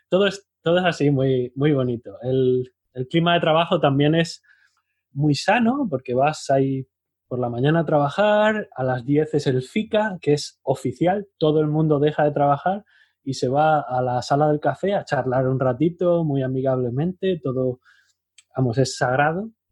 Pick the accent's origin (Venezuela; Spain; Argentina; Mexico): Spain